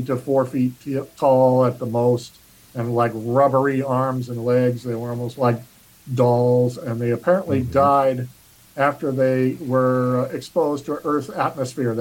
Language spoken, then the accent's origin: English; Cape Girardeau, Missouri, United States; my hometown of Cape Girardeau, Missouri